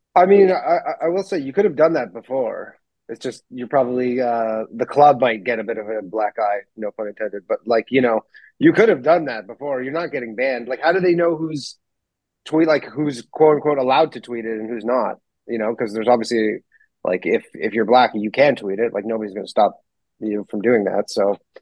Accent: Canada; I'm Canadian

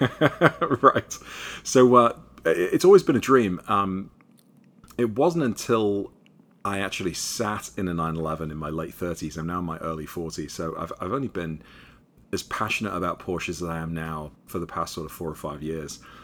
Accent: Liverpool, North West England, United Kingdom; moved away as an adult; also born or lived in New York City; now in United States; I'm from Liverpool, England originally.

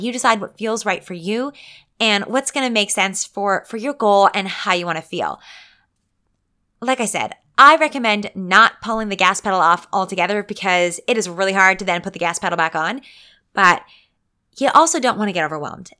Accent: Canada; I'm a Canadian

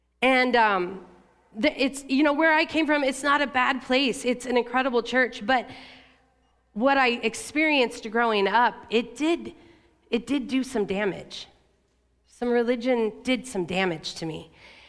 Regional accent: La Grande, Oregon, United States; You know, I grew up in Eastern Oregon in LeGrand.

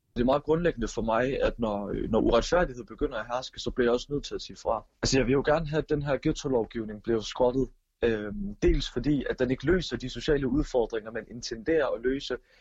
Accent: Odense, Southern Denmark, Denmark; Jeg er jo som sagt født og opvokset i Voldsmose

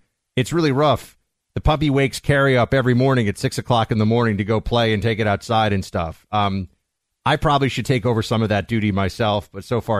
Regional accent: New York City, New York, United States; moved away as an adult; now in Miami, United States; back in my hometown of New York City.

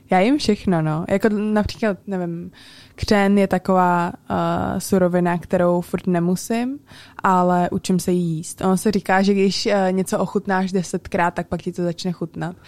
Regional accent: Prague, Czechia; já jsem se narodila v Praze a vyrůstala jsem celý život v Praze a celá moje rodina uh, je na Slovensku pořád

